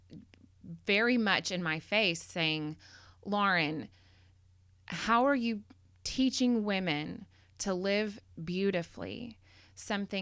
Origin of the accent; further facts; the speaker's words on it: McKinney, Texas, United States; I grew up in McKinney, and I graduated from McKinney High School